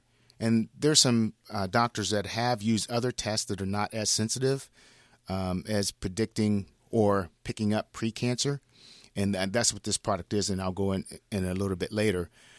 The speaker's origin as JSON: {"language": "English", "region": "Ohio", "country": "United States", "tie": "born or raised there", "moved": "as an adult", "said": "Born and raised in Ohio."}